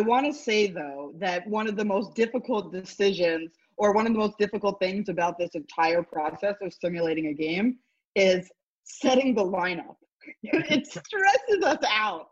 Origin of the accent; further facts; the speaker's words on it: Montreal, Quebec, Canada; I made it home because I'm from Montreal